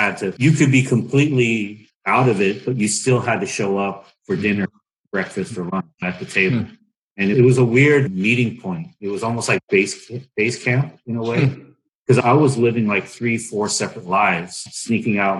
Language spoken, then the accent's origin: English; United States; growing up in America, I'm American too